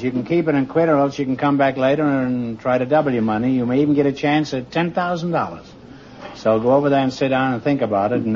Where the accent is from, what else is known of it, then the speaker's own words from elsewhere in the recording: Baltimore, Maryland, United States; moved away; Baltimore, Maryland.